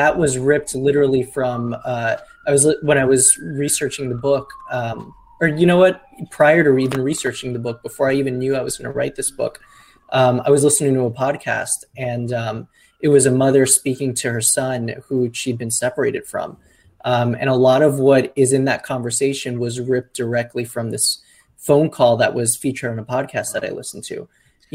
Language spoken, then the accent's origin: English; Miami, Florida, United States; I'm from Miami.